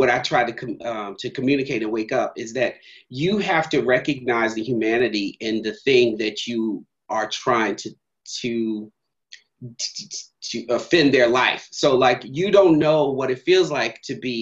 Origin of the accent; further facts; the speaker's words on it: Philadelphia, Pennsylvania, United States; also born or lived in Maryland; now in New York, United States; I was born and raised in Philadelphia